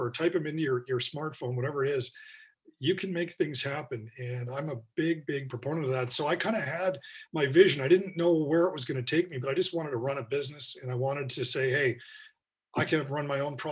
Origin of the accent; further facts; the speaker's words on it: Victoria, British Columbia, Canada; Growing up in Victoria was great